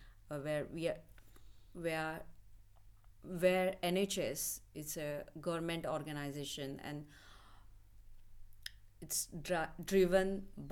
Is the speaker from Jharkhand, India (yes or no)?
no; Mumbai, Maharashtra, India; moved away as an adult; I'm from middle class family in India, living in suburb of Mumbai